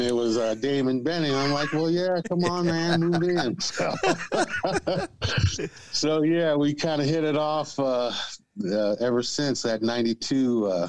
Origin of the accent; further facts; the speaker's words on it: California, United States; born there; I grew up a military kid. I was born in California